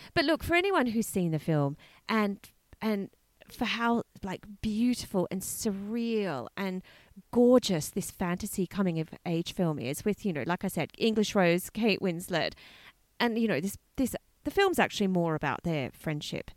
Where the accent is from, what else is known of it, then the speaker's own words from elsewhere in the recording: Australia; I'm from Australia